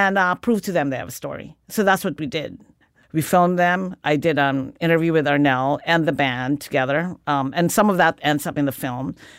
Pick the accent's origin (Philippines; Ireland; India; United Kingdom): Philippines; moved away; Growing up in the Philippines.